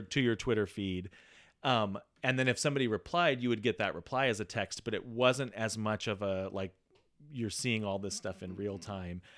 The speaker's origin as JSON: {"language": "English", "town": "Walla Walla", "region": "Washington", "country": "United States", "said": "I'm this kid from Walla Walla"}